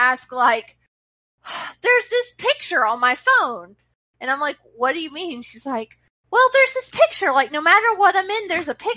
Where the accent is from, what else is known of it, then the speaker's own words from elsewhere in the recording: Mississippi, United States; also born or lived in Alabama; I grew up in Mississippi. I lived in Alabama for a little while.